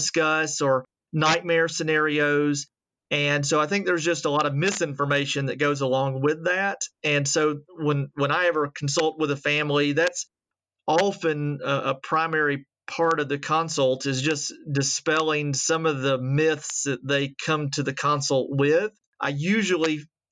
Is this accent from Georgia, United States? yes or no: yes; Atlanta, Georgia, United States; moved away as an adult; also born or lived in Virginia; now in Alabama, United States; I am originally from Atlanta, the College Park area, and grew up there